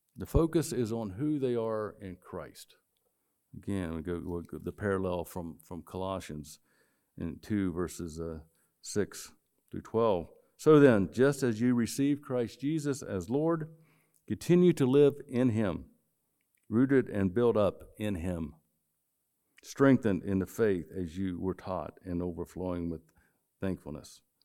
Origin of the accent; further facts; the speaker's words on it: West Virginia, United States; moved away; I grew up in West Virginia